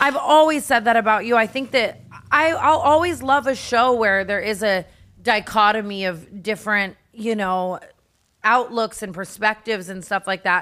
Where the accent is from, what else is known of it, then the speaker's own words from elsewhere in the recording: Las Vegas, Nevada, United States; now in Los Angeles, United States; I grew up in Vegas